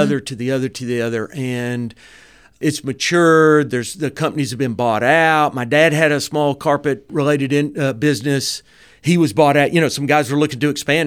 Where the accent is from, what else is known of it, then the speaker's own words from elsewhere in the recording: Dalton, Georgia, United States; I'm also from Dalton